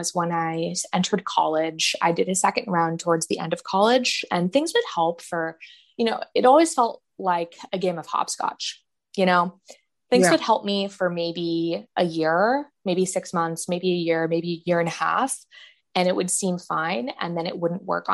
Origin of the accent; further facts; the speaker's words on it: San Francisco Bay Area, California, United States; I grew up in the San Francisco Bay Area, out in California.